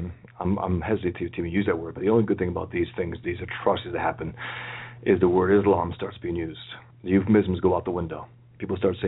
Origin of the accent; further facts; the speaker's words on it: New York City, New York, United States; I was born and raised here in the Bronx, you know, New York, America.